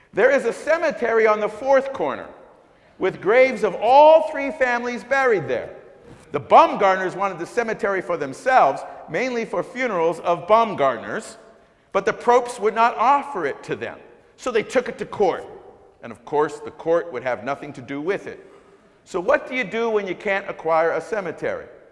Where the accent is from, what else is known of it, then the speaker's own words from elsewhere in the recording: Canada; also born or lived in Jamaica; now in United States; I was born in Jamaica, raised in Canada, and moved here